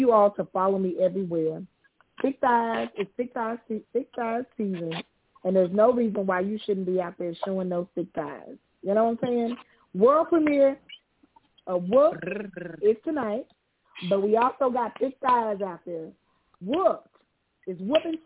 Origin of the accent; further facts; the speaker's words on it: United States; as an American citizen